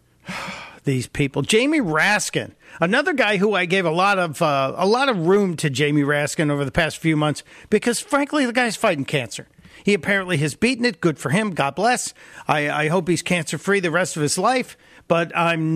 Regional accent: United States; I'm an American

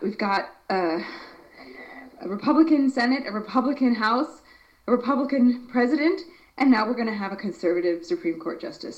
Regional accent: United States; moved away; as an American

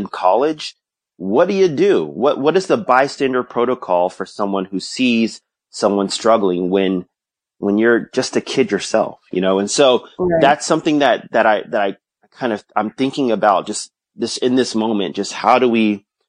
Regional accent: Houston, Texas, United States; now in Austin, United States; I grew up in Houston

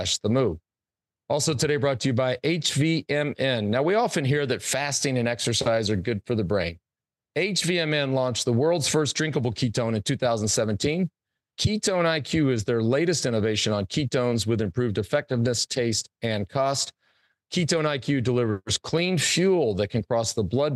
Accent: Plano, Texas, United States; I grew up in Plano

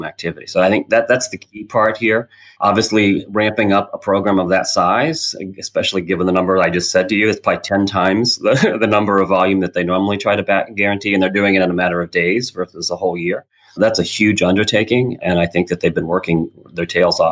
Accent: Illinois, United States; now in Washington, D.C., United States; We're originally from Illinois

